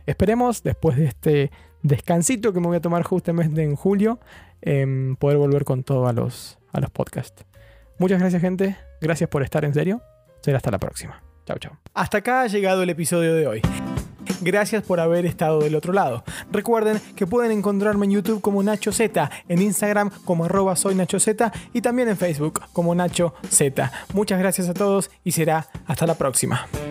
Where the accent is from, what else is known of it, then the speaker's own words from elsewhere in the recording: Chubut, Argentina; moved away as an adult; also born or lived in Buenos Aires; now in London, United Kingdom; Yo vivo, soy de Chubut, eh, sobre la costa